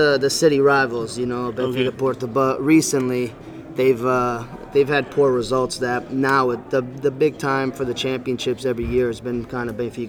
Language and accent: English; Danbury, Connecticut, United States; born and raised in Danbury, Connecticut, with Portuguese parents as background.